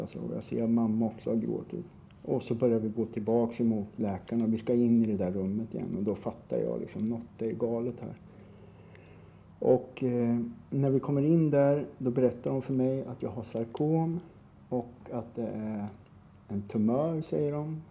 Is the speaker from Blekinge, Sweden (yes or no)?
no; Norrköping, Östergötland, Sweden; Jag är uppvuxen i Norrköping. Mm. I ett ställe som ligger på utkanten av Norrköping som heter Navestad